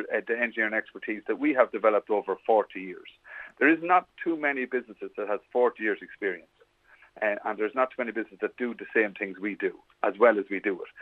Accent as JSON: {"language": "English", "area": "Westmeath", "region": "Leinster", "country": "Ireland", "tie": "born or raised there", "said": "I'm born and bred in Westmeath"}